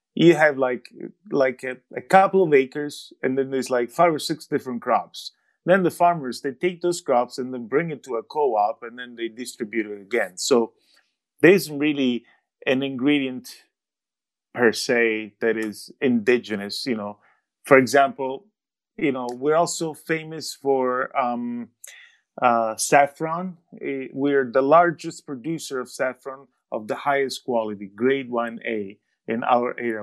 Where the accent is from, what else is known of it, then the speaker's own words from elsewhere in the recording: Vasto, Abruzzo, Italy; Vasto, which is also my hometown.